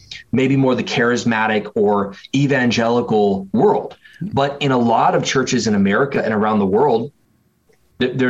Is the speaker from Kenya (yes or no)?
no; Springfield, Oregon, United States; also born or lived in North Carolina / Michigan; I was in about fifth grade that my family moved from North Carolina to the West Coast, where I spent the majority of my kind of formative years growing up, going to middle school and high school and college, actually about 2 hours south of where I'm living right now, in a place called Eugene, Oregon. And it right next to Eugene is a city called Springfield, Oregon. And so I grew up in Springfield